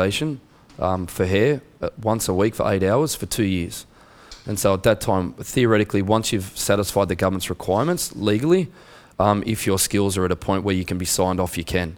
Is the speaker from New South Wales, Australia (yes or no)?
no; Canberra, Australian Capital Territory, Australia; accent: Australian; I was born in Canberra, so Canberra is the capital of Australia.